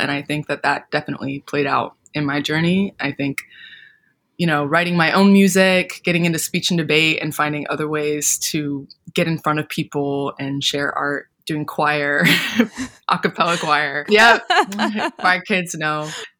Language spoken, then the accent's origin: English; Lincoln, Nebraska, United States; moved away as an adult; now in New York City, United States; Yes, I grew up in Lincoln, Nebraska. Whole life. And then I left Lincoln to go study at NYU when I was 18.